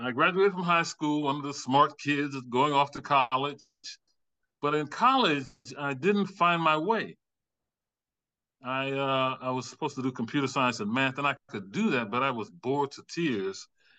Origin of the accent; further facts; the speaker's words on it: Louisiana Bayou country, United States; moved away as an adult; now in North Carolina, United States; I grew up in the Bayou country, joined the Navy after high school